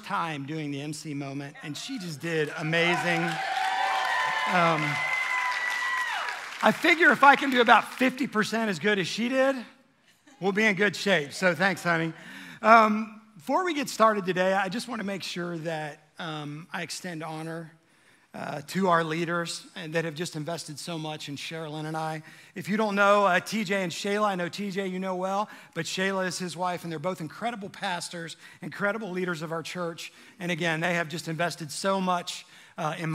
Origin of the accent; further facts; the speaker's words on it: Cincinnati, Ohio, United States; moved away; I'm from Cincinnati originally